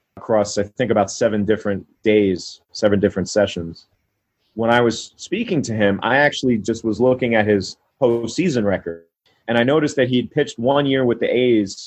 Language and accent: English; New York, United States; I'm born and raised in New York.